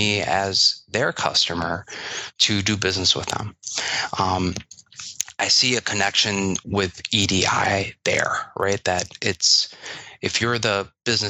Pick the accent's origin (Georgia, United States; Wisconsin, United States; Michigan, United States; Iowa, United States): Wisconsin, United States; I grew up here in Wisconsin and went to University of Wisconsin